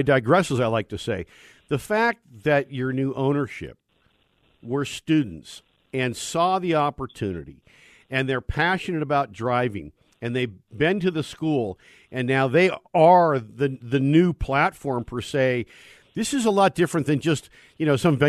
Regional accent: Northern California, United States; I hail from Northern California

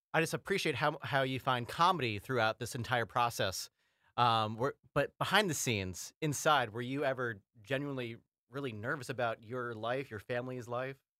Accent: United States; I'm from here.

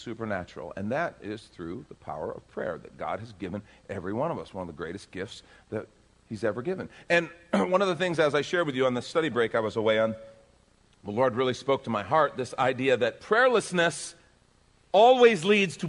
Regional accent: Texas, United States; I'm from Texas.

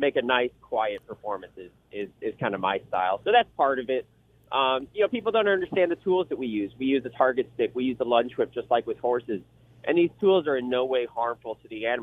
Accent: St. Louis, Missouri, United States; I'm actually from St. Louis originally, the Show Me State

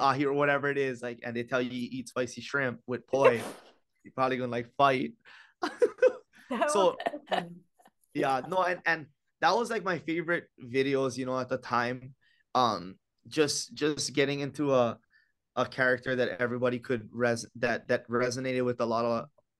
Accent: Kapahi, Hawaii, United States; Kapaa, and then I'm more up Mauka, so I'm actually from Kapahi.

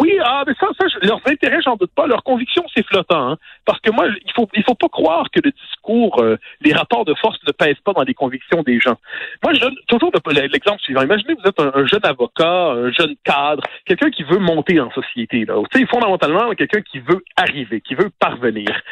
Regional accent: Quebec, Canada

